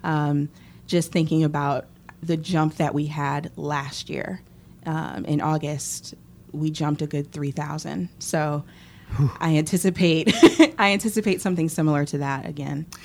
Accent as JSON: {"language": "English", "town": "Boston", "region": "Massachusetts", "country": "United States", "tie": "born or raised there", "also_born_or_lived": "Philadelphia, Pennsylvania", "moved": "as an adult", "lives_now": "College Station, United States", "said": "growing up in Boston and then living in Philly"}